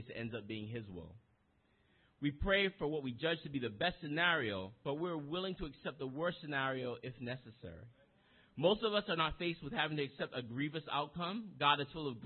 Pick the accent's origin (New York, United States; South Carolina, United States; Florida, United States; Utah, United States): New York, United States; New York City; most of us, we're from the Bronx